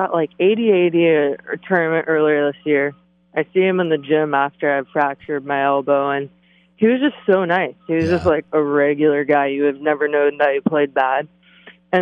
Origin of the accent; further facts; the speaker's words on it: Boca Raton, Florida, United States; also born or lived in Fort Lauderdale, Florida / Jupiter, Florida; I was born in Fort Lauderdale, moved to Boca. I played at Broken Sound growing up